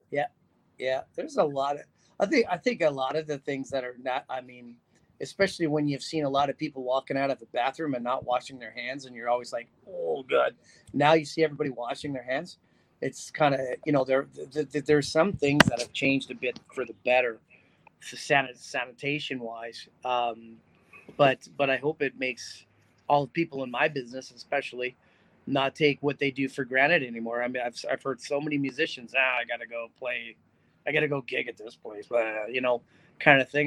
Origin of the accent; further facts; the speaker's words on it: North Bay, Ontario, Canada; moved away as an adult; now in Las Vegas, United States; I, am from a little small town called North Bay, Ontario